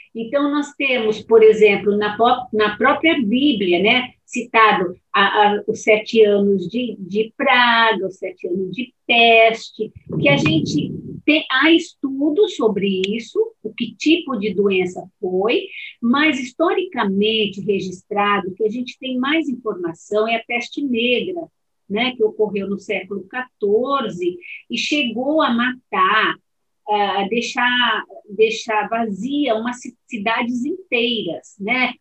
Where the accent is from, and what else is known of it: Brazil